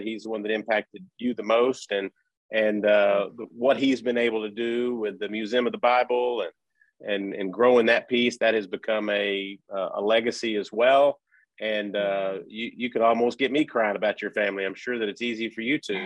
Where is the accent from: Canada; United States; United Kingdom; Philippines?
United States; Wichita Falls, Texas; I'm actually from the Wichita Falls area